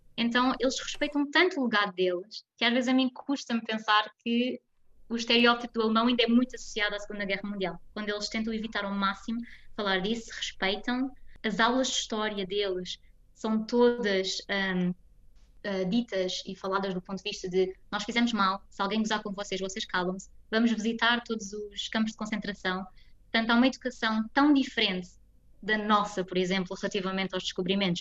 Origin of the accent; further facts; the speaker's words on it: Almada, Setúbal, Portugal; moved away as an adult; also born or lived in Finland; now in Munich, Germany; Eu nasci e fui criada em Almada